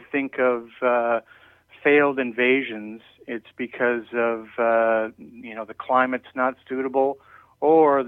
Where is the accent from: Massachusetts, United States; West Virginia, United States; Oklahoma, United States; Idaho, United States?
Idaho, United States; now in Florida, United States; I'm originally from Idaho